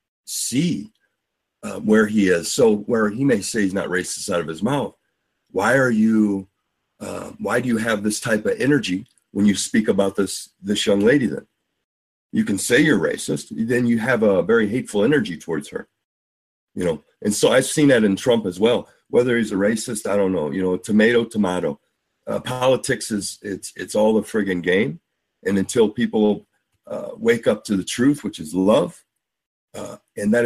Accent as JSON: {"language": "English", "town": "St. Louis", "region": "Missouri", "country": "United States", "said": "I'm from St. Louis"}